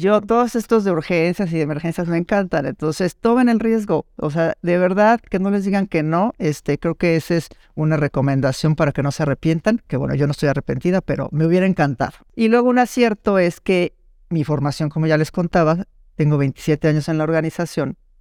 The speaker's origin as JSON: {"language": "Spanish", "country": "Mexico", "said": "soy mexicana, vivo en la Ciudad de México"}